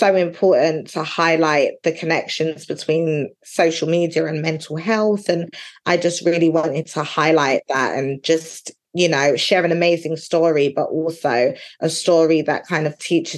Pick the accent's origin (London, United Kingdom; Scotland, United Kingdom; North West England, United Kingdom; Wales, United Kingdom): London, United Kingdom; moved away as an adult; now in Essex, United Kingdom; I'm originally from East London. I live in Essex now, but I'm originally from East London